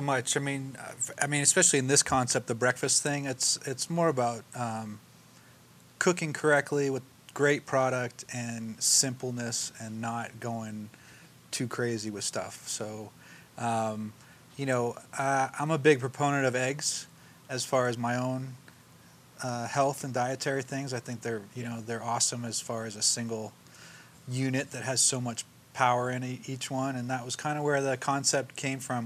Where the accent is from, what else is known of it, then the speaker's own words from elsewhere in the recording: Mill Valley, California, United States; also born or lived in San Francisco; grew up in Mill Valley